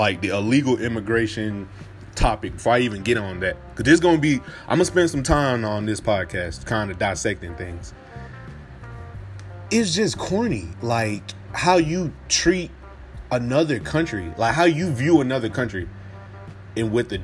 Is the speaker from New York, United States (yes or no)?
no; Atlanta, Georgia, United States; I'm from Atlanta. I grew up 30 minutes away from where he grew up